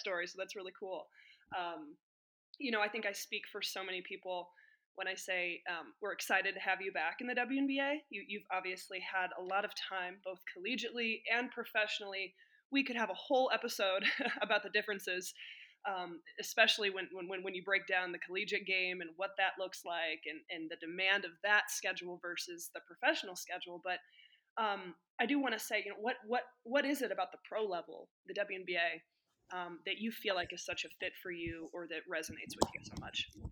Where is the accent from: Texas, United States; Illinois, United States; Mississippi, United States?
Illinois, United States; moved away as an adult; also born or lived in Indiana; I grew up in Illinois